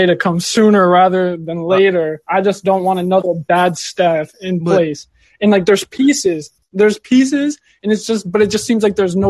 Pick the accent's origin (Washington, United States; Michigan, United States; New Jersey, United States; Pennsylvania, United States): Michigan, United States; Detroit; I grew up in Michigan, man. The Metro Detroit area.